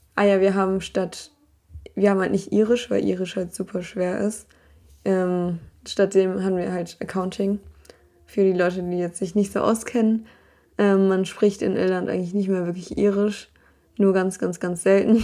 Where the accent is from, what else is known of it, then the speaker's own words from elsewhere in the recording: Berlin, Germany; now in Ireland; Bin ich halt aus Berlin gewohnt.